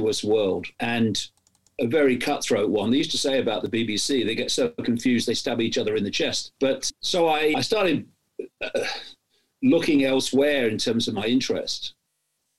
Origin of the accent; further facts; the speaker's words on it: East Midlands of England, United Kingdom; I was born in the East Midlands of England in 1952